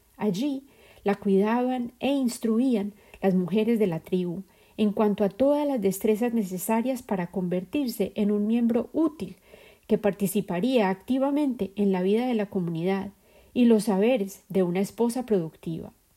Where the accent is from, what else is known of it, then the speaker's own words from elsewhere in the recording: Colombia; la sociedad dentro de la cual crecí en Colombia